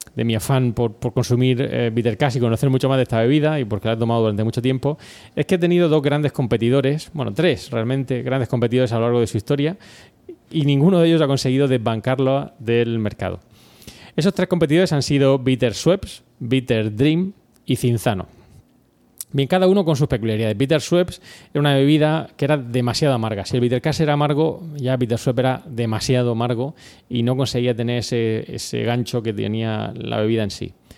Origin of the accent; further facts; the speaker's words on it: Region of Murcia, Spain; somos de Murcia